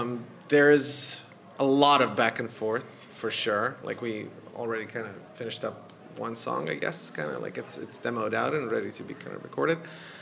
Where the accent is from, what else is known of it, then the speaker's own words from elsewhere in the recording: Serbia; also born or lived in Boston, United States / Los Angeles, United States; now in Toronto, Canada; I'm not from Hungary. No. So originally from Serbia, but I've been around the US and Canada since 2011. So I've lived in Boston, Los Angeles, and now in Toronto for the last couple of years.